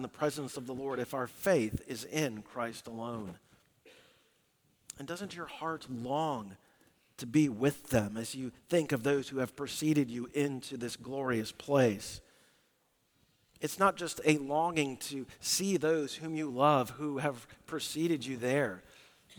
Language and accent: English; Southwest, United States; We grew up in the Southwest